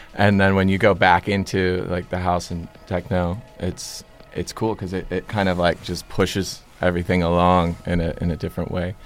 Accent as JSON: {"language": "English", "town": "Westlake Village", "region": "California", "country": "United States", "said": "we came from Westlake Village"}